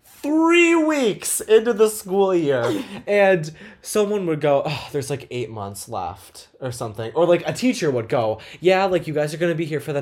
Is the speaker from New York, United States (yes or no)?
yes; New York, United States; We're from New York